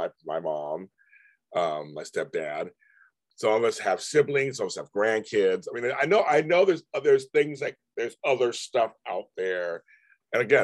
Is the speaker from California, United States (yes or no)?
no; New York, United States; I'm from New York. I'm still from New York.